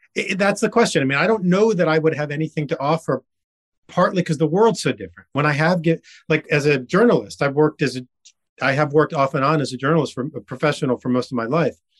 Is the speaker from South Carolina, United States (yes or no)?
no; Miami, Florida, United States; now in Ridgewood, United States; I grew up in Miami